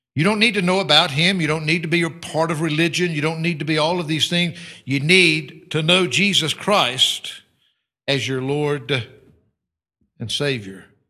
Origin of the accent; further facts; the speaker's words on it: United States; moved away as an adult; I am an American